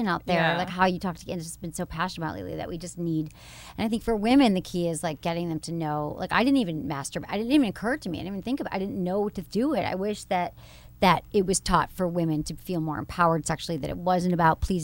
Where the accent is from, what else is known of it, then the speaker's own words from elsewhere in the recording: Michigan, United States; moved away; I went from Michigan